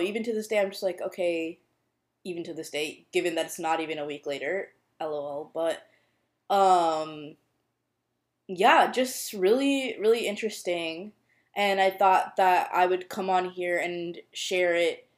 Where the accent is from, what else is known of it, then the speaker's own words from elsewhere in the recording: United States; a brown Indian girl growing up in the U.S.